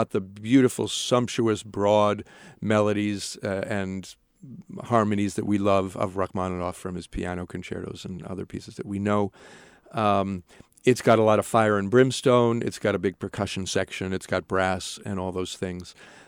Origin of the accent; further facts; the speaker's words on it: Norwalk, Connecticut, United States; also born or lived in Hamburg, Germany; I grew up outside of New York in Norwalk, Connecticut. I've traveled for education and work to a lot of places. I studied in Germany, in Hamburg, for 3 years.